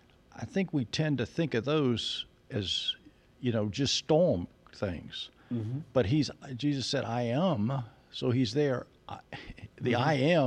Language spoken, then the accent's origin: English; Conyers, Georgia, United States; Conyers, Georgia.